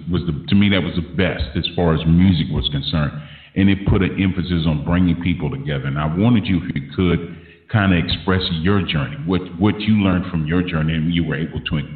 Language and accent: English; Los Angeles, California, United States; growing up in South Central